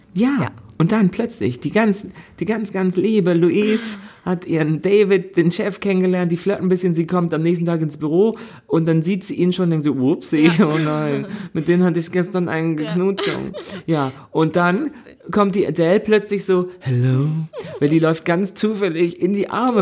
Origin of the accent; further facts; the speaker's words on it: Germany; ich es da als Deutscher